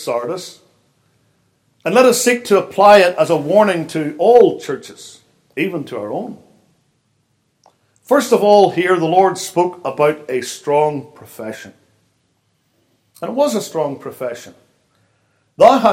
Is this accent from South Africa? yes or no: no; Northern Ireland, United Kingdom; moved away as an adult; now in United States; I come from Northern Ireland, even though I've lived in the States for 23 years.